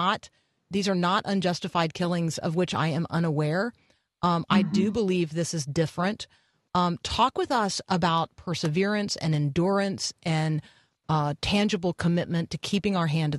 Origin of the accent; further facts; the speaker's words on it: Tampa, Florida, United States; I grew up in Tampa